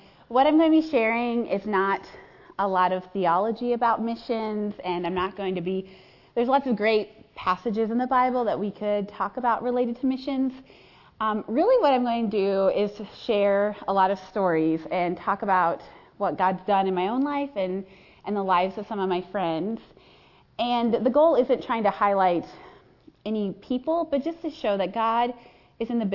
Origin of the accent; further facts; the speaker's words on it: Chaska, Minnesota, United States; I grew up in Chaska, Minnesota